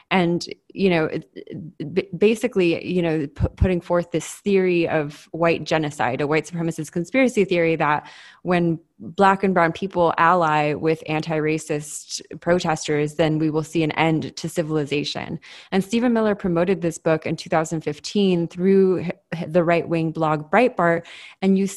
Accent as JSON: {"language": "English", "region": "Southern California", "country": "United States", "tie": "born or raised there", "said": "I grew up in Southern California during the same time period."}